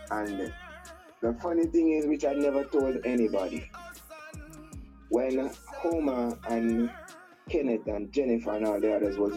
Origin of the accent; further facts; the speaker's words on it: Grange, Westmoreland, Jamaica; I'm from a uh, content.